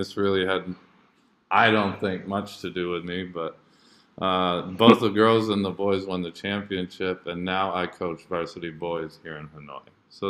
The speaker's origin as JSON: {"language": "English", "region": "Jakarta", "country": "Indonesia", "tie": "born or raised there", "said": "basically when I grew up in Jakarta, Indonesia. I went to Jakarta International School because both my parents are teachers."}